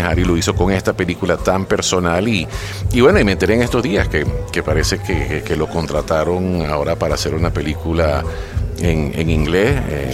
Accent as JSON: {"language": "Spanish", "country": "Venezuela", "moved": "as an adult", "lives_now": "Mexico", "said": "sí soy venezolano"}